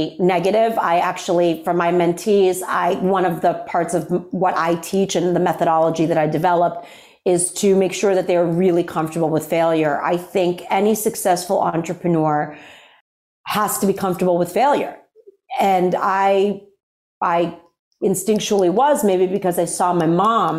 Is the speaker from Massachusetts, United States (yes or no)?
yes; Worcester, Massachusetts, United States; I grew up in Worcester, Massachusetts